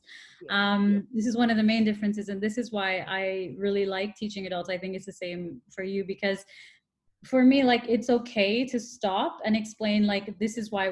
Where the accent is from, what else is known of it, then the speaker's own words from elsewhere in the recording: Toronto, Ontario, Canada; moved away as an adult; also born or lived in Brazil; now in Dubai, United Arab Emirates; I'm from Toronto, which is really multicultural as well